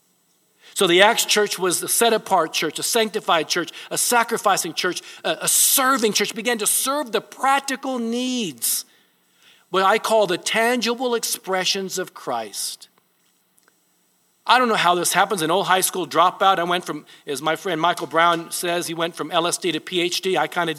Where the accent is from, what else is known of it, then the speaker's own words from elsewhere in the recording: Japan; moved away; I was born in Japan. My mother was Japanese.